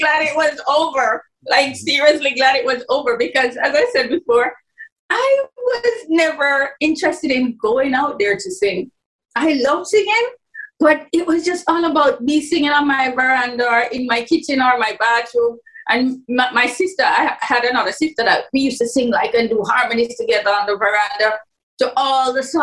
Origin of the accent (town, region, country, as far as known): Jamaica; born or raised there